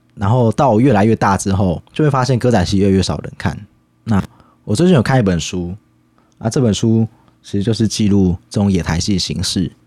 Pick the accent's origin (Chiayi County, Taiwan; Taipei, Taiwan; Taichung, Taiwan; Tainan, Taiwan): Chiayi County, Taiwan; 我自己的家乡，在嘉义有一个叫做丰收村的地方，它的台语叫做灰熊真